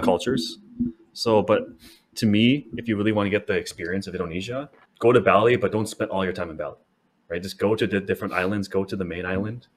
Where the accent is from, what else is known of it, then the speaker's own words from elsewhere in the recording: Canada; I'm a Canadian.